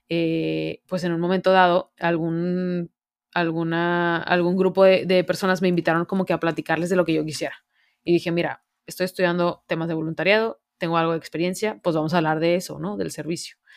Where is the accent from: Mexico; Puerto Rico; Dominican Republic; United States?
Mexico; Monterrey, Nuevo León; que yo no sé si ya lo notaron en mi voz, pero soy de Monterrey, hecha y derecha.